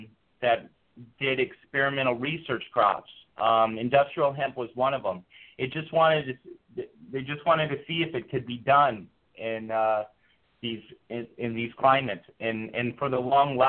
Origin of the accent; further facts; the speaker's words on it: Fairbanks, Alaska, United States; my hometown in Fairbanks